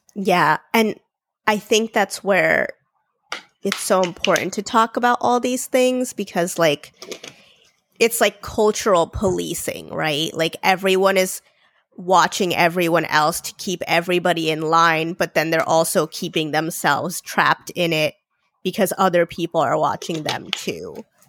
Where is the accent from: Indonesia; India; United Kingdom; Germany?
India; I'm Indian. I was born in India.